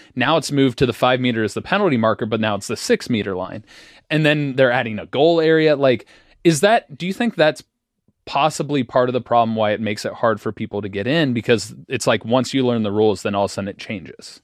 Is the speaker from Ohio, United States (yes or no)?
yes; Cincinnati, Ohio, United States; We're both from Cincinnati.